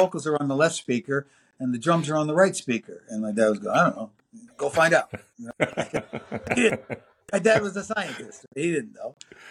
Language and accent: English; New York City, New York, United States; accent: American; also born or lived in England; you American with that accent? I go, yeah, I'm from City, blah, blah, blah. I go, oh, New York City.